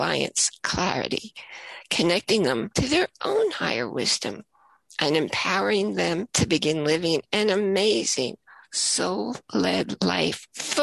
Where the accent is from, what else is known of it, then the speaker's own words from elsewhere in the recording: United States; also born or lived in Washington, D.C. metropolitan area; we kind of had it easy as American wives